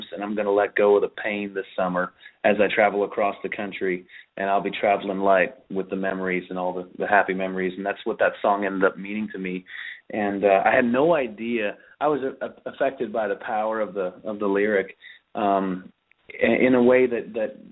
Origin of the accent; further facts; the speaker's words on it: Pembroke, Ontario, Canada; I grew up playing in, or cutting my teeth, I guess, as they'd say, in clubs and country bars in Southern Ontario, and even before that in my hometown of Pembroke